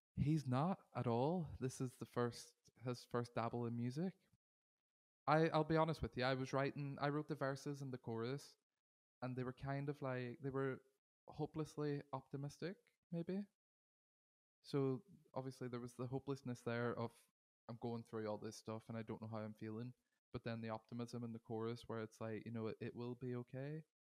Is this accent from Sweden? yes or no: no; Derry, Northern Ireland, United Kingdom; now in Manchester, United Kingdom; I am originally from Derry in Ireland. I'm now based in Manchester in the U K.